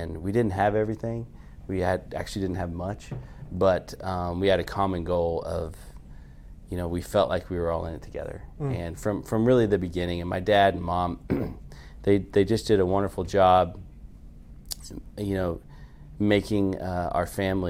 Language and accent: English; Carrollton, Texas, United States; I grew up in Carrollton